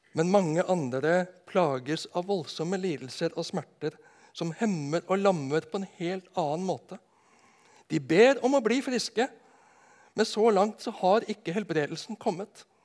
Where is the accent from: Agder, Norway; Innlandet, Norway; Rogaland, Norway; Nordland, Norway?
Agder, Norway; Nedenes; på bedehuset hjemme på Nednes